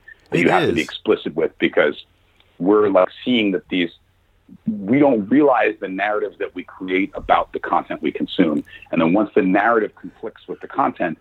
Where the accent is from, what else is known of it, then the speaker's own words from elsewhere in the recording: New York City, New York, United States; growing up in New York and having the parents that I have